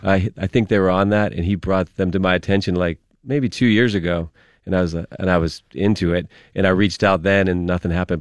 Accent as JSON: {"language": "English", "town": "Penn Hills", "region": "Pennsylvania", "country": "United States", "tie": "born or raised there", "said": "I'm from, I grew up in Penn Hills"}